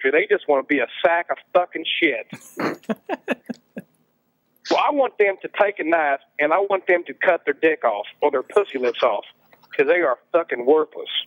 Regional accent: Scotland, United Kingdom; you know, I had a thing for being a Scot.

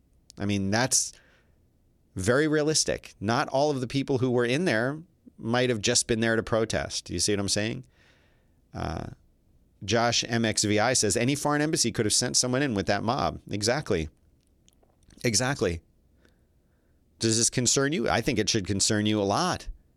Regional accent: Philadelphia, Pennsylvania, United States; and I'm from Philly, of course

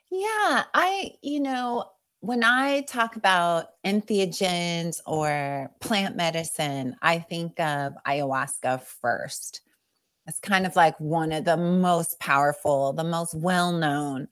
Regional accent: Long Beach, California, United States; I grew up and, uh, I was born in East Long Beach

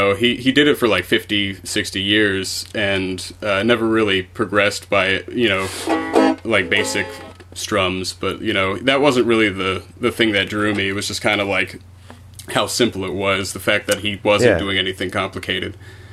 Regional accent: Ireland; I mean, just Irish music in general, I'm an Irish guy, and it was just played a lot.

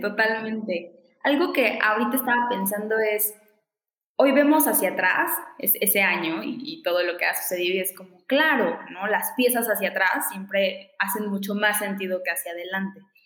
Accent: Veracruz, Mexico; soy jarocha, soy de Veracruz, crecí en la costa

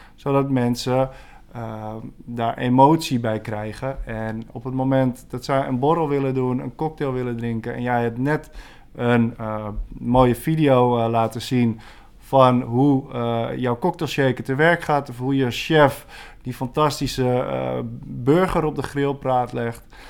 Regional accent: Badhoevedorp, North Holland, Netherlands; geboren in 1989 eh, in Badverdorp, vlak naast Amsterdam. En daar heb ik ook mijn hele leven vrijwel gewoond.

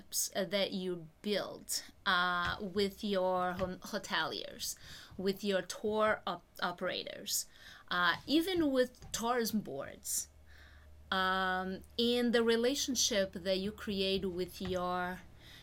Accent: Brazil; moved away; I'm originally from Brazil

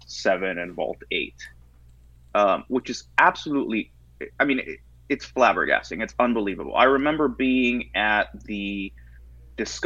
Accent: United States; I'm an American

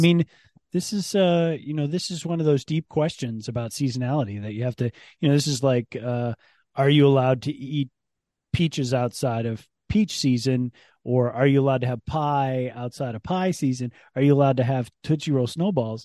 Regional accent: Ann Arbor, Michigan, United States; moved away; also born or lived in Penn State; I grew up in Ann Arbor as a Michigan football person.

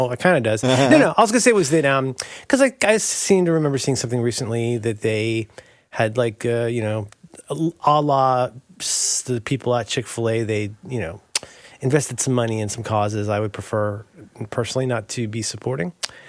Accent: Florida, United States; Like, growing up in Florida, yeah.

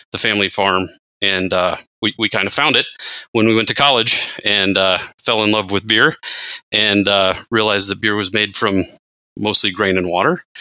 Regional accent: Midwest, United States; also born or lived in Southern California; a lot different beer culture than what we grew up with in the Midwest. Uh, at one point, we both lived in Southern California, for example

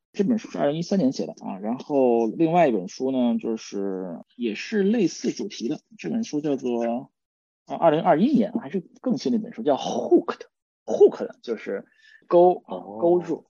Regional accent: China; now in United States; 我们中国人

